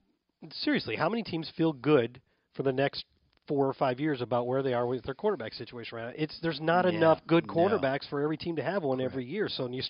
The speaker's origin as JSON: {"language": "English", "town": "St. Louis", "region": "Missouri", "country": "United States", "tie": "born or raised there", "said": "my hometown of St. Louis."}